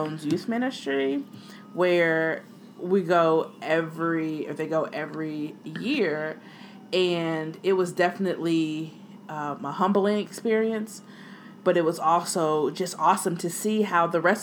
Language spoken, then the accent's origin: English; United States; me being the American that I am